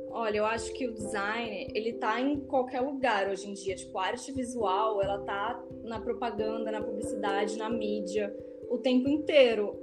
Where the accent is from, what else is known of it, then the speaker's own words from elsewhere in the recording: Brazil; Eu sou brasileira